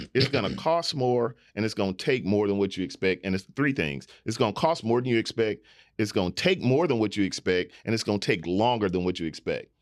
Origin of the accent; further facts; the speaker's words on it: Houston, Texas, United States; we're all from Houston